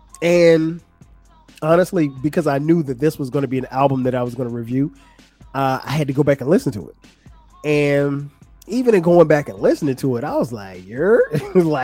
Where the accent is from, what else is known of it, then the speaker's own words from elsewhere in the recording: Florence, South Carolina, United States; the way we grew up in Florence, South Carolina